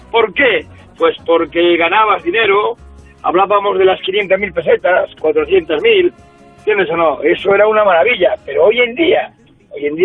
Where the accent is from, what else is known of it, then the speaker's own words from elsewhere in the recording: Canary Islands, Spain; Pues bien, bien, esperando a ver si tenemos suerte. Soy el primer canario, creo, ¿no?